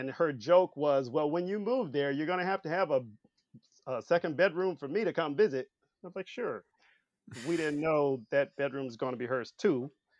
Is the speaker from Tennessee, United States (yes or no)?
yes; Memphis, Tennessee, United States; moved away as an adult; now in Los Angeles, United States; And I'm from the South, from Memphis.